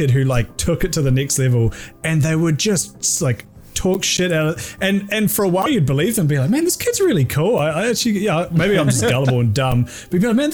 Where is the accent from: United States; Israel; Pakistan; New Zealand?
New Zealand; moved away as an adult; now in Melbourne, Australia; I live in Melbourne now. We grew up in New Zealand